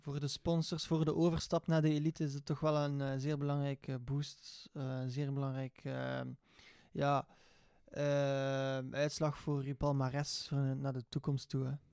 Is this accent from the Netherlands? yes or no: no; Belgium; Uiteraard als Belg zijnde